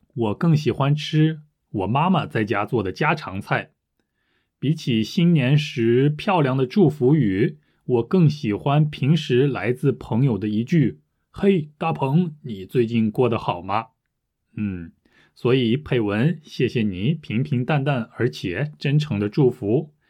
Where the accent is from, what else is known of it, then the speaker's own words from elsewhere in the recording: France; Chinese is a second language; 我是法国人